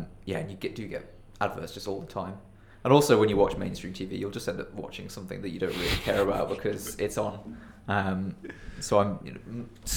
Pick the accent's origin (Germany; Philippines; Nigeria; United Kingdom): United Kingdom; Growing up in quite a rural, suburban part of the UK